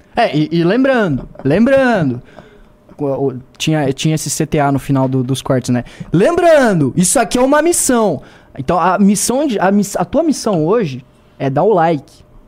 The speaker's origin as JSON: {"language": "Portuguese", "town": "Joinville", "region": "Santa Catarina", "country": "Brazil", "said": "eu sou de Santa Catarina também, né? sou lá de Joinville"}